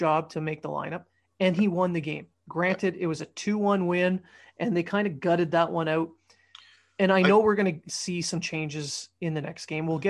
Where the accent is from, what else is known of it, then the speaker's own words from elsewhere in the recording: Ontario, Canada; moved away; I grew up there.